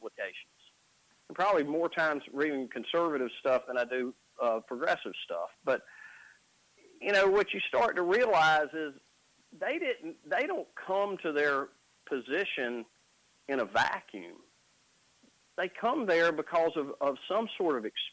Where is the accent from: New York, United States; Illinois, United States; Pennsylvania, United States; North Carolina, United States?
North Carolina, United States; Wadesboro; also born or lived in Shelby, North Carolina; now in Carrboro, United States; I grew up in Wadesboro, North Carolina. Now I live in Carrboro, North Carolina.